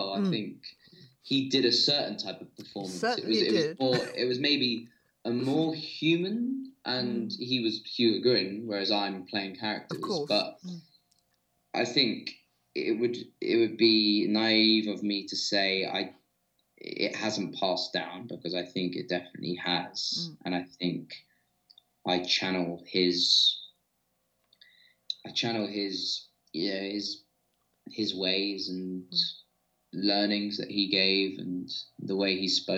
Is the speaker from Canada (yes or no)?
no; London, United Kingdom; as a kid growing up in London